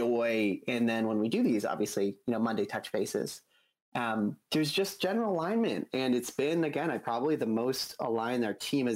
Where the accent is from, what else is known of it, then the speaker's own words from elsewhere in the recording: Boulder, Colorado, United States; I was born and raised in Boulder